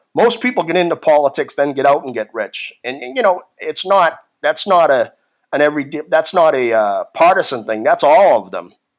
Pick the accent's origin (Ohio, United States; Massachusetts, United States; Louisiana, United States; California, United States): Massachusetts, United States; Boston; moved away; I grew up in Boston, in Massachusetts, probably the most liberal state in the country